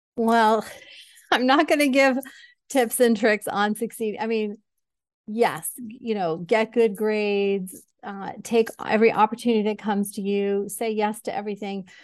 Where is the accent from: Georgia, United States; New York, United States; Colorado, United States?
New York, United States; Syracuse; moved away; also born or lived in New Jersey; I was born in New Jersey and grew up in Syracuse